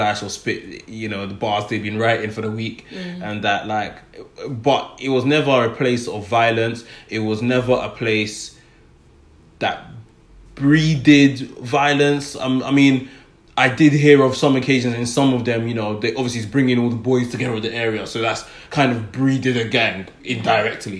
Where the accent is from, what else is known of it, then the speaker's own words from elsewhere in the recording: London, United Kingdom; where I grew up in Tottenham, there were a few youth clubs in the area